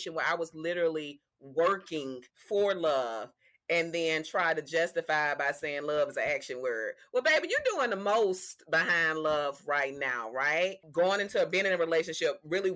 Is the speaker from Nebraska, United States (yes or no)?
no; Mobile, Alabama, United States; also born or lived in New York City; I don't even tell people I'm from Mobile anymore.